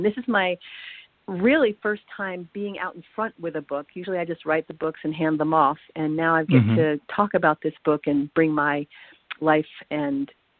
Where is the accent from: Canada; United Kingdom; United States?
United States; Long Island, New York; moved away; I grew up in New York, in Long Island